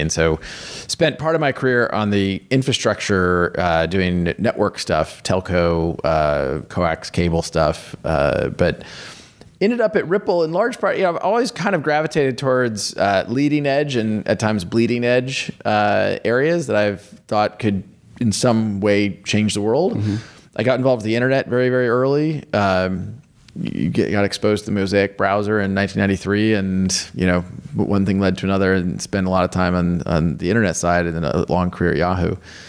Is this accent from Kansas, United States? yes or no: yes; Kansas, United States; So I grew up in the United States in Kansas and went to the University of Kansas, and have always been gravitated toward technology.